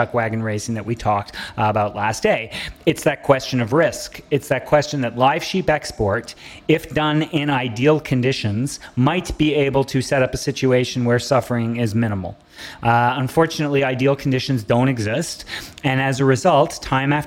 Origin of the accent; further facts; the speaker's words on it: Canada; I'm so proud of being a Canadian